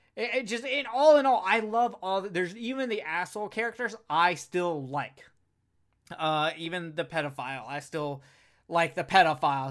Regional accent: Alabama, United States; I'm from Alabama

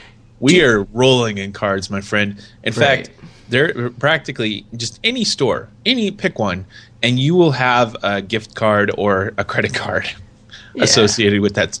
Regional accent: California, United States; I am actually from California.

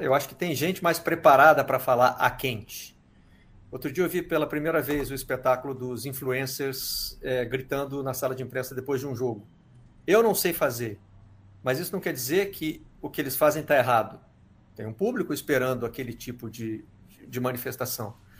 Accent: Minas Gerais, Brazil; moved away; also born or lived in England; da minha terra, é de Minas, eu sou mineiro como eles

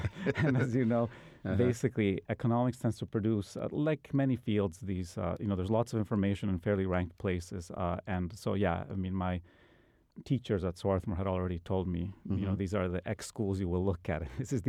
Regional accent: Bolivia; You know, I'm originally from South America, from Bolivia.

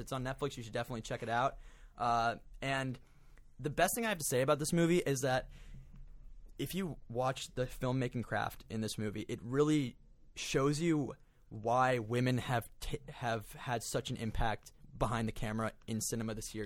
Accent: Florida, United States; I'm from Florida.

